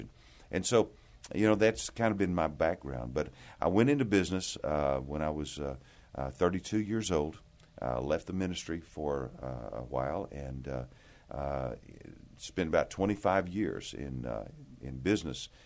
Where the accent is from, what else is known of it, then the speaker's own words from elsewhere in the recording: Amarillo, Texas, United States; I, I grew up here in Texas, grew up in the Panhandle in Amarillo